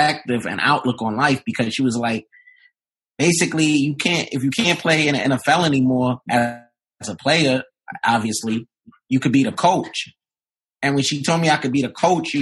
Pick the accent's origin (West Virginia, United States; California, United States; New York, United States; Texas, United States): New York, United States; New York City; I'm from Brooklyn, New York